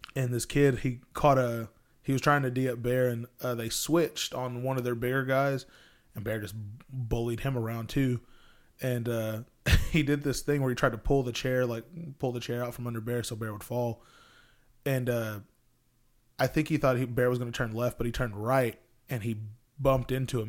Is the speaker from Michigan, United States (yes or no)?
no; Texas, United States; I'm from Texas